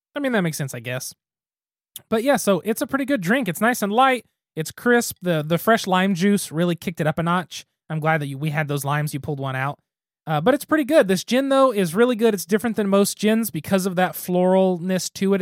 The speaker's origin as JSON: {"language": "English", "town": "Gary", "region": "Oklahoma", "country": "United States", "tie": "born or raised there", "said": "my hometown does not need to be the capital of anything"}